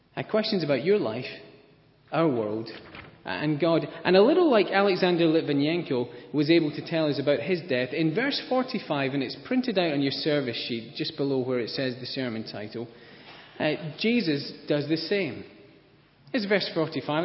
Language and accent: English; Scotland, United Kingdom; I'm Scottish